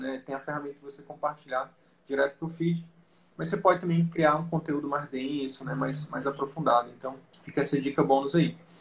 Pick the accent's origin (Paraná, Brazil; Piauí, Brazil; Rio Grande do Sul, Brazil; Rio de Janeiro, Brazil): Piauí, Brazil; moved away; eu sempre sonhei em fazer medicina e voltar pra, pro meu interior lá do Piauí